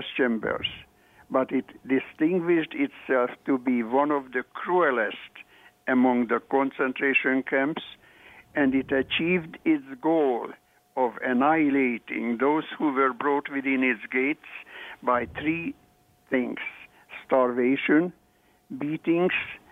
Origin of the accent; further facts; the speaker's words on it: northeastern Hungary, Hungary; moved away; I was at my hometown in northeastern Hungary